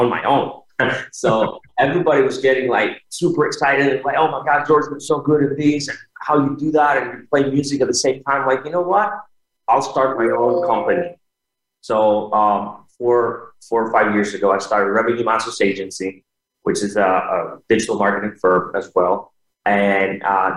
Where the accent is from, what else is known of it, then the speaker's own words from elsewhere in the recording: Thessaloniki, Central Macedonia, Greece; moved away; I grew up in Thessaloniki, Greece